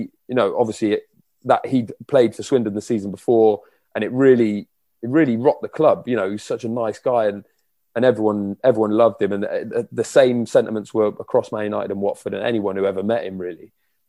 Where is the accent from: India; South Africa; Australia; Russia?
Australia; Brisbane, Queensland; born there; I was born in Brisbane, believe it or not.